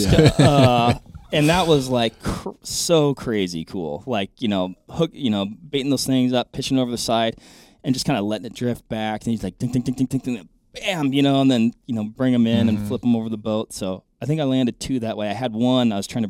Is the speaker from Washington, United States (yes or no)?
yes; Washington, United States; So I grew up fishing in Washington.